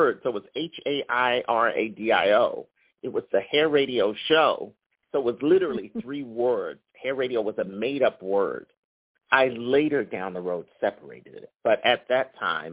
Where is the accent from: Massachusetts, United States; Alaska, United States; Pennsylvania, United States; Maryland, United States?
Pennsylvania, United States; Philadelphia; moved away as an adult; also born or lived in Los Angeles; I'm from Philadelphia, so I grew up looking at every corner